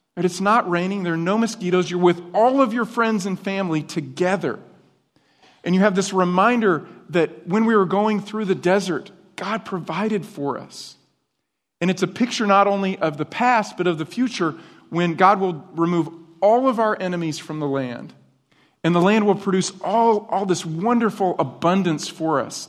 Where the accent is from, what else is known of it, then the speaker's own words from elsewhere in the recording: upstate New York, United States; now in Texas, United States; Where I grew up, in, in, uh, upstate New York